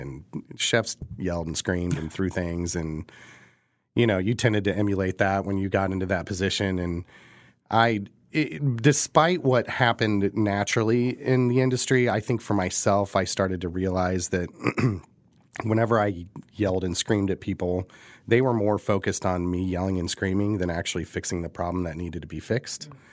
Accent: Midwest, United States; now in Kansas City, United States; we are from the Midwest

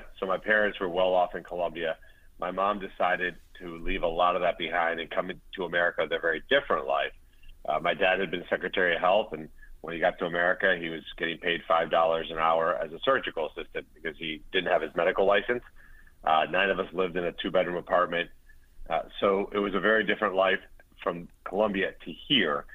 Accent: Pompano Beach, Florida, United States; born or raised there; English is a second language

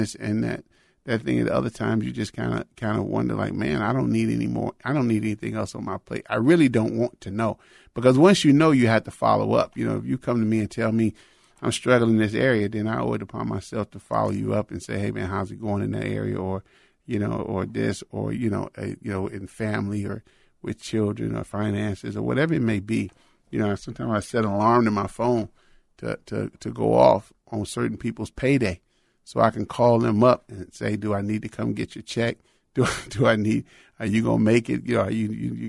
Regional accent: Chicago, Illinois, United States; moved away as an adult; also born or lived in Florida / Texas; I was raised in Chicago, Illinois

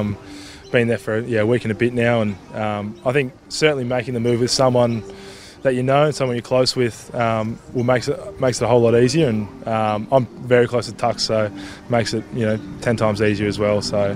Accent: Perth, Western Australia, Australia; moved away as an adult; I grew up in Perth

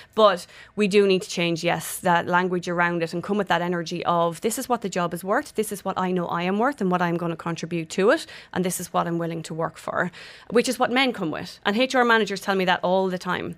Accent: Ireland; moved away; I'm Irish

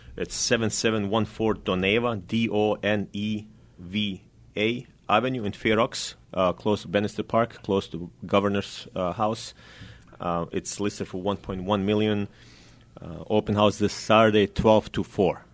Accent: Bosnia & Herzegovina; now in Sacramento, United States; I'm originally from Bosnia

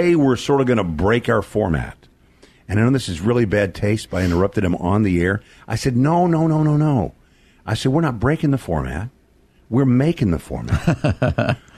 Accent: Texas, United States; my home state of the great state of Texas

